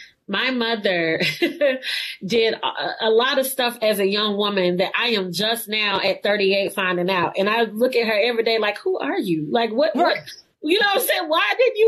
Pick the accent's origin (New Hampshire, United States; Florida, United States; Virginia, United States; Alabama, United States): Alabama, United States; Birmingham; also born or lived in Washington, D.C.; I'm from Birmingham